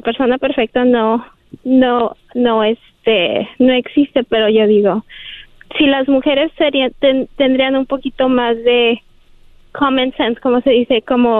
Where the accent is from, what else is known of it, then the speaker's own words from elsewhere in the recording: Guadalajara, Jalisco, Mexico; moved away; nací y crecí en Guadalajara